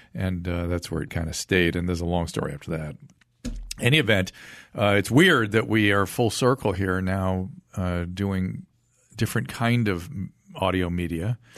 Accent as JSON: {"language": "English", "town": "Pasadena", "region": "California", "country": "United States", "tie": "born or raised there", "said": "I grew up in Pasadena"}